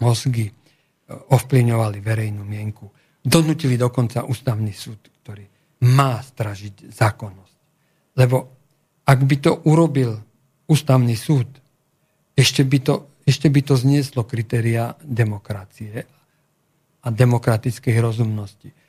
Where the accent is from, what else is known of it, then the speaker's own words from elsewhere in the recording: Slovakia; ja som Slovák z Európy